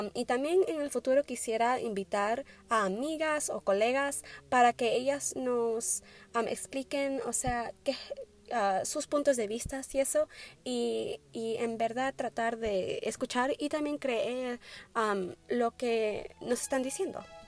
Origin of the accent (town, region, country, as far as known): Wisconsin, United States; born or raised there; also born or lived in Tumbes, Peru